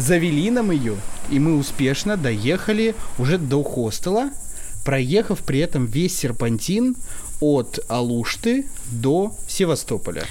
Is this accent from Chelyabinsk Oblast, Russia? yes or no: yes; Chelyabinsk, Chelyabinsk Oblast, Russia; я сам тоже из Челябинска